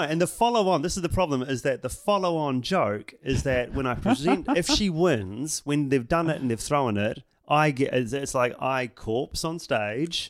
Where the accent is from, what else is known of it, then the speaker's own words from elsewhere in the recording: New Zealand; I'm from New Zealand